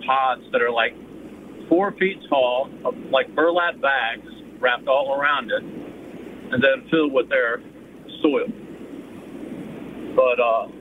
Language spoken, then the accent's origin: English; United States; moved away; also born or lived in California; I grew up in Montgomery County